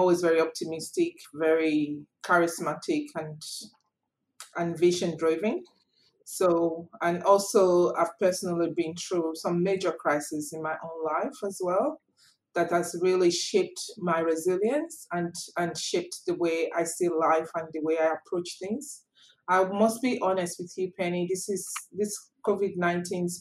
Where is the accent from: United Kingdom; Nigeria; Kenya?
Nigeria; now in Australia; I'm originally from Nigeria.